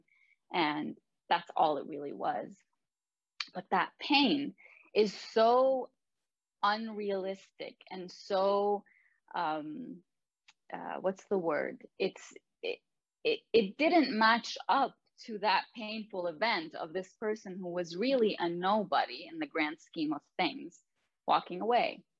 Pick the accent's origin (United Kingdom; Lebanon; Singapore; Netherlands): Lebanon; now in Canada; I am the only one in my family who was born and raised in Lebanon